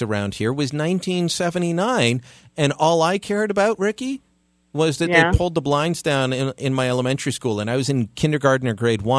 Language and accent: English; Hamilton, Ontario, Canada; moved away as an adult; now in Ottawa, Canada; Hamilton, Ontario, my hometown